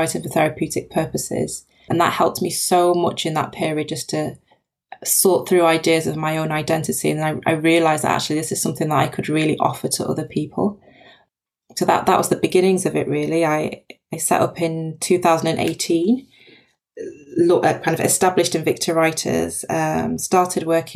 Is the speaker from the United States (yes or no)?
no; Nigeria; My dad's Nigerian. I was born in Nigeria. My mum's British Jamaican.